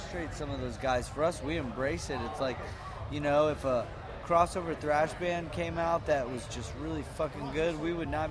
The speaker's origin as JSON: {"language": "English", "region": "Texas", "country": "United States", "said": "we're a band from Texas"}